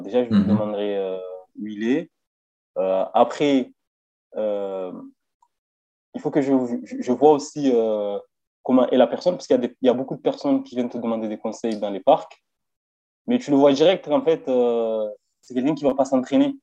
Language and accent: French; Marseille, Provence-Alpes-Côte d'Azur, France; now in Vesoul, France; je viens de Marseille. En ce moment, je suis sur Vesoul, mais euh, je viens de Marseille